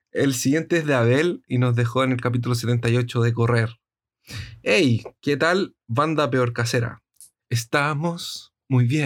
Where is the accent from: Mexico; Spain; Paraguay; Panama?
Mexico; cuentan que en mi país, México, se robaron una camioneta con uranio.